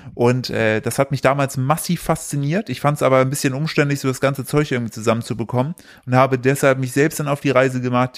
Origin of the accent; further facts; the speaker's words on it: East Germany, Germany; ich komme aus dem Osten